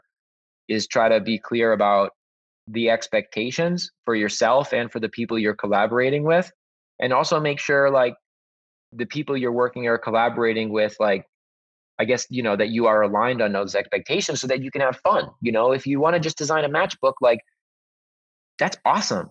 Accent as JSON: {"language": "English", "area": "the Hamptons, Long Island", "region": "New York", "country": "United States", "tie": "born or raised there", "said": "I grew up in the Hamptons on Long Island"}